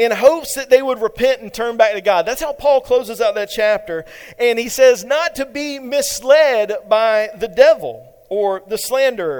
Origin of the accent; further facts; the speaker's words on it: eastern North Carolina, United States; moved away; my hometown in eastern North Carolina